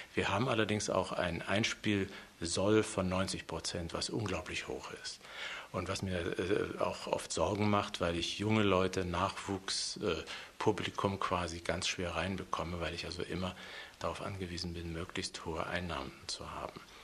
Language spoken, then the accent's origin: German; Leipzig, Saxony, Germany; moved away as an adult; also born or lived in West Berlin / Hannover / Hamburg / Vienna; now in Munich, Germany; Ich bin in der Gottschedstraße geboren, da aufgewachsen